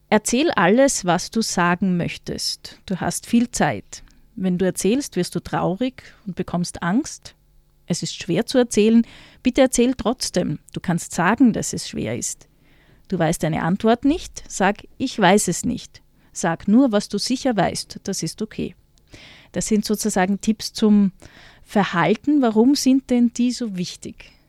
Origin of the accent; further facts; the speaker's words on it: Austria; als Österreicherin